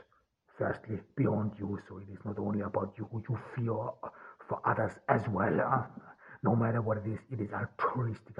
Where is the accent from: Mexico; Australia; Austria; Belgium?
Austria; I grew up in Austria on the countryside.